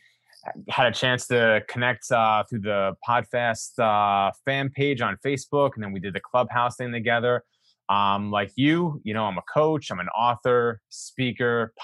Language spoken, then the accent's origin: English; the Poconos, Pennsylvania, United States; also born or lived in New York City; I was born in New York City, but I grew up in the Poconos, which is 2 hours away from New York City. It's a lot of woods and stuff like that, Pennsylvania